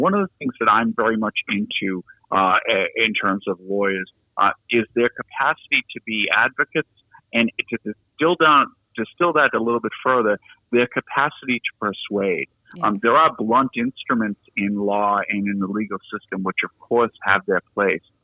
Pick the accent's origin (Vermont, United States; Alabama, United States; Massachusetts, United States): Massachusetts, United States; Boston; moved away; as my accent gives away, I'm born and raised in the city of Boston